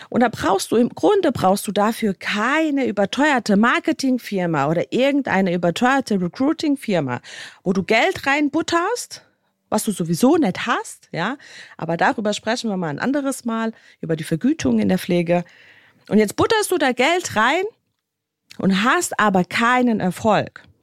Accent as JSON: {"language": "German", "country": "Bosnia & Herzegovina", "said": "Ihr wisst ja, ich komme aus Bosnien und Herzegowina und Bosnien ist ein Land, was so ein bisschen ziemlich hinten dran steht mit allem, was sie tun."}